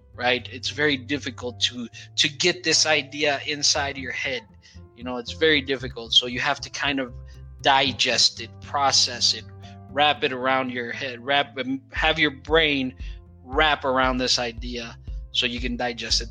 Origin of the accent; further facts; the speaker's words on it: Brazil; English is a second language; We in Brazil we know these words in in uh, Spanish as well.